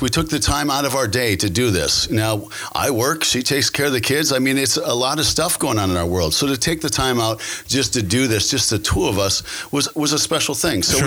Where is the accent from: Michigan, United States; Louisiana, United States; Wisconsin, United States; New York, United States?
Wisconsin, United States; Green Bay; also born or lived in South Florida; I'm born and raised in Green Bay, Wisconsin